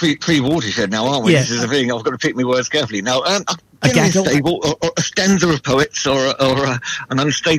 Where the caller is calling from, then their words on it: Salford, North West England, United Kingdom; Oh, the wonderful world of Salford.